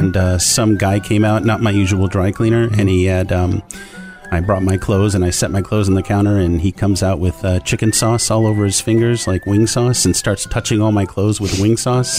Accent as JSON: {"language": "English", "region": "California", "country": "United States", "tie": "born or raised there", "also_born_or_lived": "Lansing, Michigan", "lives_now": "Los Angeles, United States", "said": "I was born in Michigan, but I lived in California since I was 7."}